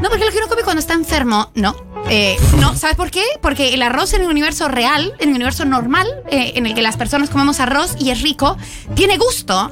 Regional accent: Argentina; Yo soy argentina 100%

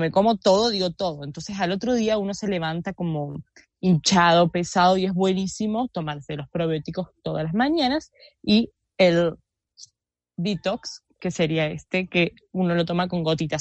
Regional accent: Argentina; soy argentina

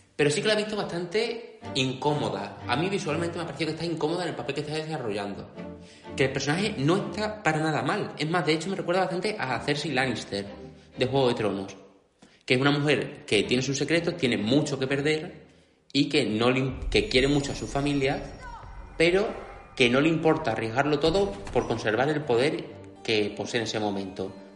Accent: Extremadura, Spain; Extremadura, que es mi tierra natal

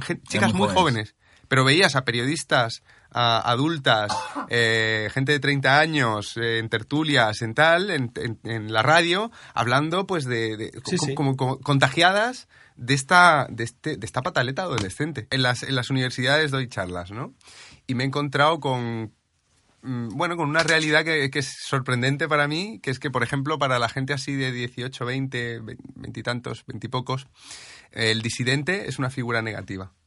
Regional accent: Region of Murcia, Spain

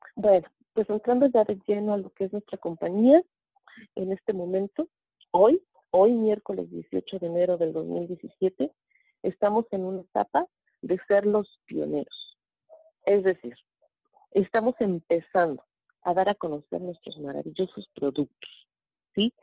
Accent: Mexico City, Mexico; soy de la Ciudad de México

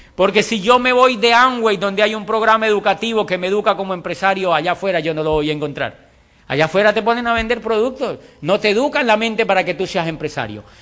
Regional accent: Colombia; also born or lived in Popayán, Colombia / Europe; hago parte del 4% de la población colombiana

